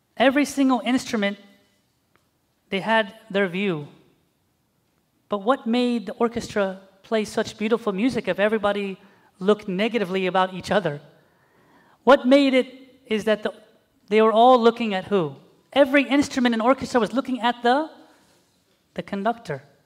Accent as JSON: {"language": "English", "country": "Zambia", "moved": "yes", "said": "I was from Zambia"}